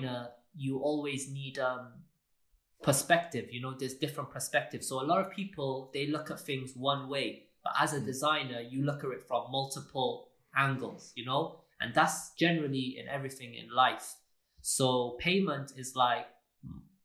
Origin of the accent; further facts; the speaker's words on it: Wales, United Kingdom; I'm from Wales. I'm Welsh, yeah? I'm a Welsh designer.